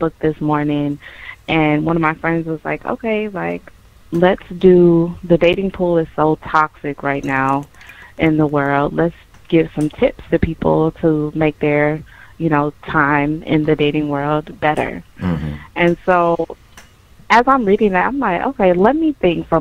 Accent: North Carolina, United States; now in Jacksonville, United States; I am originally from North Carolina, but I live in Jacksonville, Florida

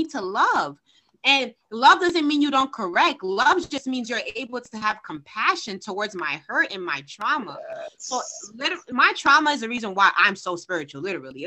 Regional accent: Haiti; I'm from Haiti

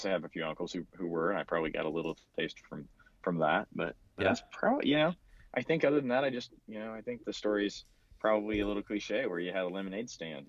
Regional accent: Kansas, United States; I grew up in a small town in Kansas.

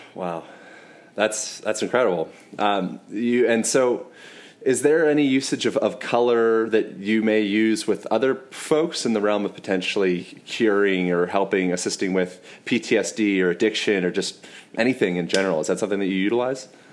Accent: United States; I'm American

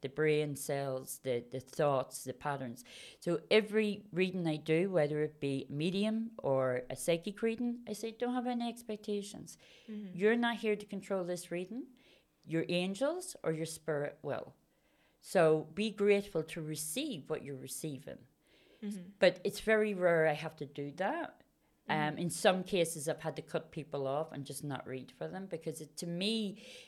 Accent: Belfast, Northern Ireland, United Kingdom; I grew up in Belfast, and I come from a Roman Catholic background family

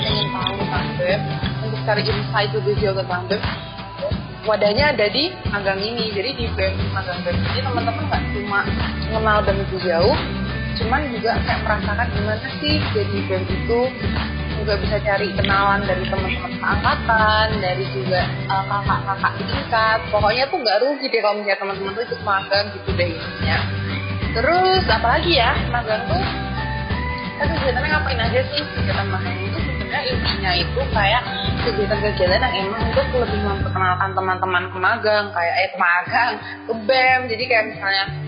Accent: Batam, Riau Islands, Indonesia; moved away; aku dari Batam

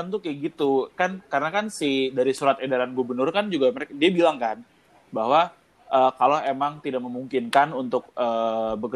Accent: Indonesia; cuman maksud gue gue sebagai orang Indo gue ngeliat orang Indo itu nunggu kejebles kalau bahasa Jawanya

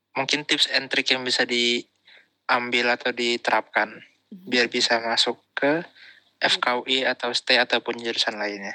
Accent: Bekasi, West Java, Indonesia; aku dari SMP satu gitu kan SMP top di Bekasi

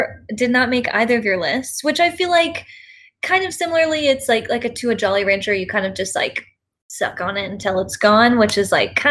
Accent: Plano, Texas, United States; I grew up in Plano

